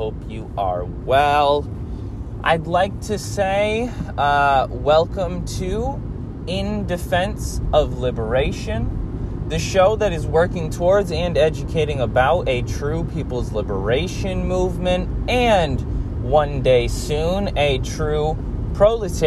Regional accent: United States; I grew up in the United States.

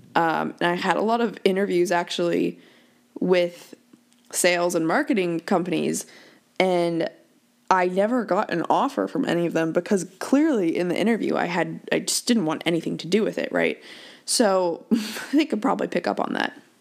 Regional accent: Worcester, Massachusetts, United States; also born or lived in Newport, Rhode Island; my dad took the assistant's job at Worcester Country Club up in Worcester, Mass

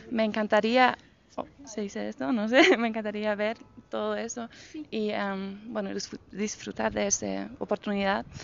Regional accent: Germany; Spanish is a second language; moved away as an adult; also born or lived in Austria; now in Mexico City, Mexico; soy de Alemania

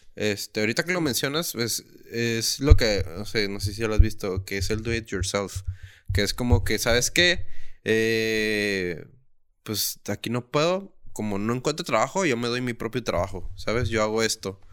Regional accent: Tijuana, Baja California, Mexico; soy un tijuanense

